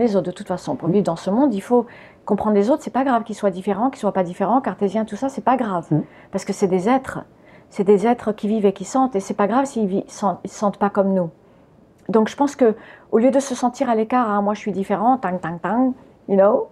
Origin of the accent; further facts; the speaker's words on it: France; French is a second language; also born or lived in United States / Spain; j'étais américaine quand je suis arrivée en France. Donc déjà, je ne parlais pas français. Et j'ai commencé à aller à l'école. Je ne sais plus à quel âge on va à l'école, mais j'avais 4 ans quand on est arrivé